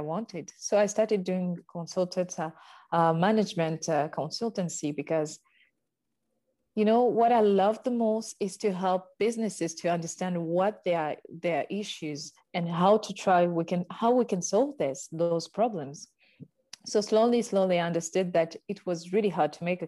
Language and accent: English; Paris, Île-de-France, France; also born or lived in Uganda; now in Bordeaux, France; I was born in Uganda, and at the age of 4, my parents decided to move to France. And this is how I arrived in Paris.